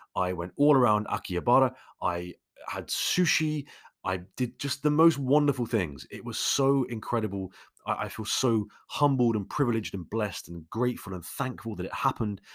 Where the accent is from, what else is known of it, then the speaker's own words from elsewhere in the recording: London, United Kingdom; I grew up in London, so naturally I am, uh, much more of a city person